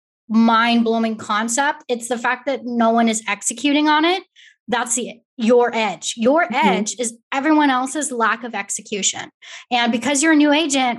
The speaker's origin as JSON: {"language": "English", "region": "California", "country": "United States", "moved": "yes", "lives_now": "Texas, United States", "said": "a Californian who moved to Texas"}